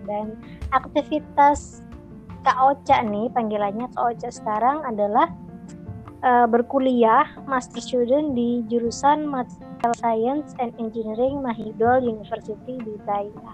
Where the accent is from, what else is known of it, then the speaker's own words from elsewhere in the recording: Java, Indonesia; aku orang Jawa yang sehari-hari ngomong bahasa Jawa